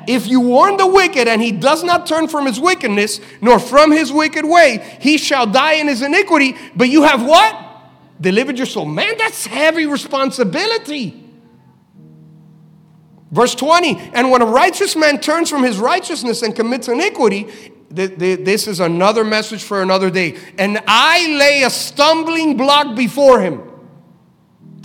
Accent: Miami, Florida, United States; we're from Miami

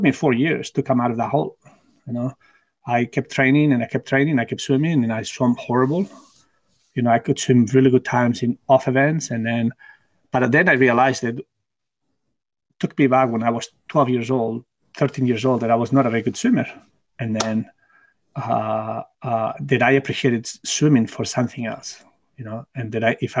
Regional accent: Barcelona, Catalonia, Spain; English is a second language; moved away as an adult; also born or lived in United States; my hometown in Barcelona.

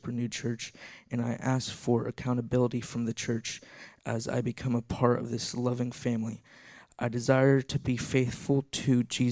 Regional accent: Sparta, Tennessee, United States; I'm from Sparta, Tennessee, and I've lived here as long as I can remember.

